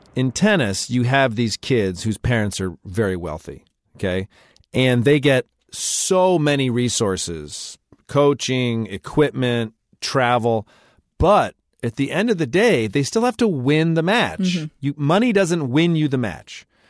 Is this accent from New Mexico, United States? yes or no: no; Michigan, United States; Growing up in Michigan